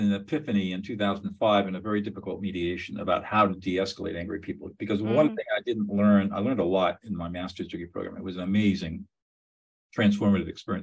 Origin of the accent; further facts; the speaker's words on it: Southern California, United States; now in Central California, United States; I grew up in Southern California and went to Dartmouth College.